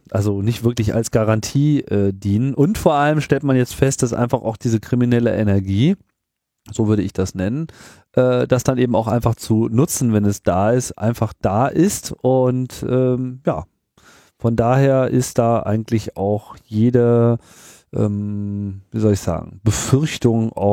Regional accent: United Kingdom; ich, bin ja Brite

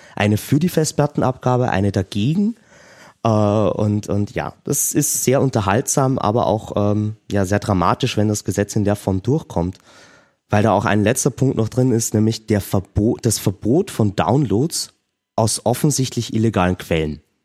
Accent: Austria; bei uns in Österreich

